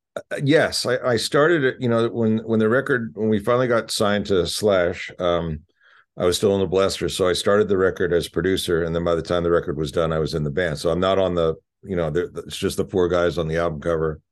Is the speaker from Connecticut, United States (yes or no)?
no; Philadelphia, Pennsylvania, United States; moved away; growing up in Philly